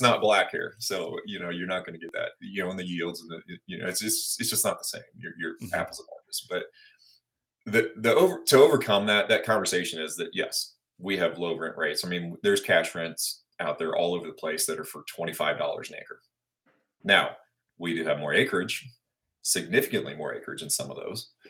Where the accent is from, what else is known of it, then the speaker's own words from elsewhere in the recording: Blue Springs, Missouri, United States; also born or lived in Abilene, Kansas; I was born in Abilene, Kansas, which is out in the middle of nowhere. But um, as we entered school phase and all that, we moved over actually just across the state line on the Missouri side. Ended up going to high school at Blue Springs, Missouri